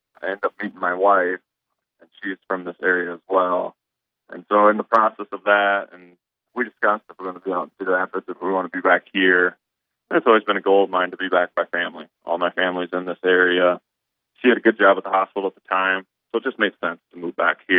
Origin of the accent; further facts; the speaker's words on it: Hull, Iowa, United States; I grew up in Hall, Iowa.